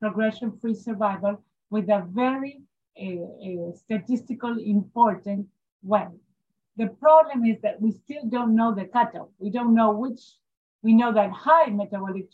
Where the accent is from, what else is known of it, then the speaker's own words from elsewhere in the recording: Buenos Aires, Argentina; I'm from Buenos Aires, Argentina. I work in Fondaleo